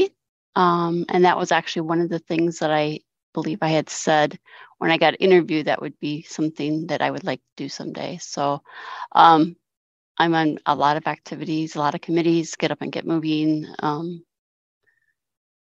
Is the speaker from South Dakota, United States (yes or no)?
yes; Sioux Falls, South Dakota, United States; I am from Sioux Falls, South Dakota